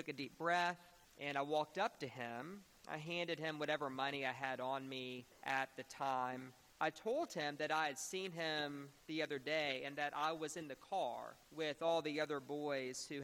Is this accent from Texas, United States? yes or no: yes; Beaumont, Texas, United States; I grew up in Beaumont, Texas, and I was raised at a wonderful church called St. Mark's Episcopal Church.